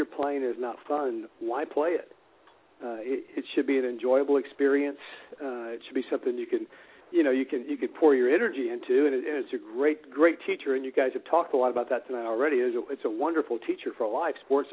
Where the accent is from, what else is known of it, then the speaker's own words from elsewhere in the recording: Houston, Texas, United States; I grew up here in Houston, went to Reagan High School here in town